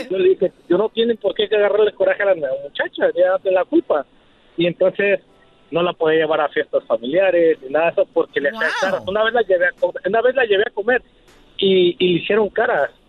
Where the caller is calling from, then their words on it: Hollister, California, United States; De Hollister.